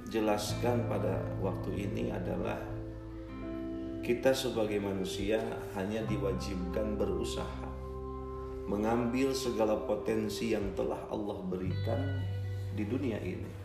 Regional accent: Kuningan, West Java, Indonesia; Saya berasal dari Kabupaten Kuningan, Jawa Barat

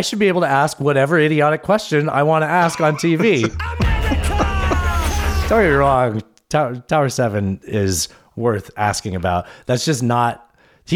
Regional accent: San Diego, California, United States; I'm from San Diego

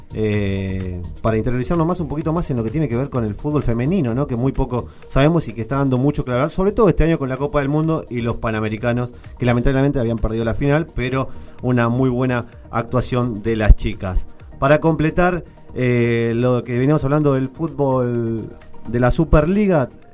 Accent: Santiago del Estero, Argentina; moved away; Santiago del Estero? Mi pago

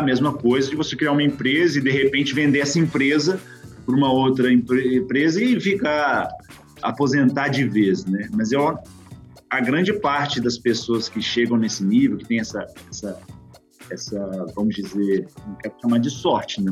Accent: Belo Horizonte, Minas Gerais, Brazil; moved away as an adult; also born or lived in Betim; now in Belgium; Sou originalmente de Belo Horizonte, mas morei um bom tempo em Betim

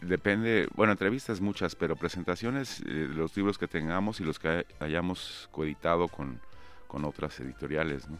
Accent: Mexico; somos los mexicanos

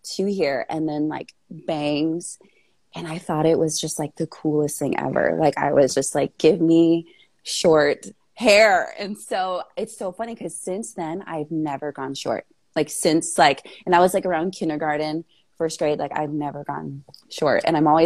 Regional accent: Minnesota, United States; I was born in the Midwest, good old Midwest, Minnesota

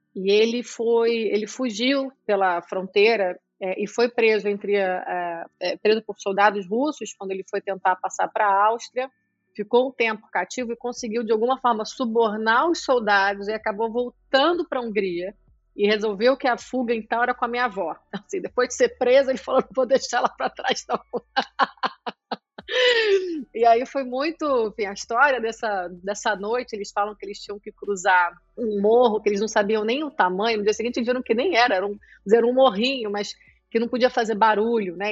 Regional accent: Nova Friburgo, Rio de Janeiro, Brazil; also born or lived in Latvia; now in Rio de Janeiro, Brazil; sou nascida em Friburgo, que é uma cidade ainda, que a gente ainda pode dizer, comparada às outras, segura

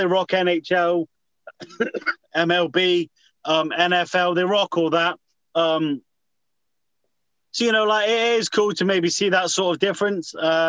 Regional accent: United Kingdom; because we are European, we are British

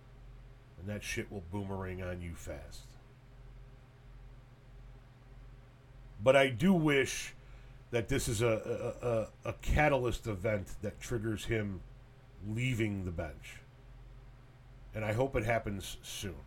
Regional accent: United States; I, as an American citizen who pay his salary

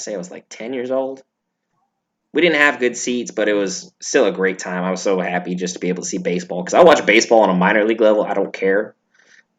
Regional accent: Washington, United States; growing up in Washington

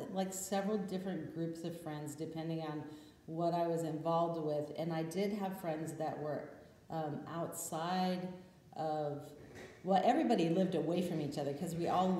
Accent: Mariposa, California, United States; also born or lived in Nashville, Tennessee; I lived in Nashville, Tennessee for about 8 years when I worked in corporate America. But yes, I grew up in California in a little town up by Yosemite called Mariposa, little town of about 1,000 people.

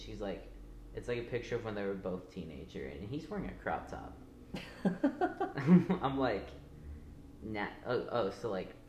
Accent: Stilwell, Oklahoma, United States; moved away; my hometown is Stillwell. It's a small town. It's basically your typical, like, southern small town.

